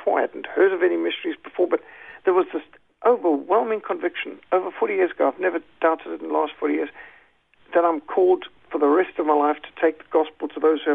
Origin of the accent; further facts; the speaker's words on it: Zimbabwe; I was brought up secular, but in Rhodesia, one of the last of the British colonies